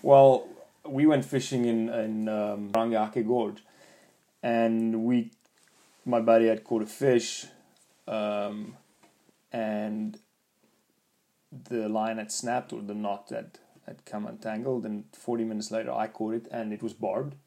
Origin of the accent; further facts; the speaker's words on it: South Africa; now in New Zealand; I'm from South Africa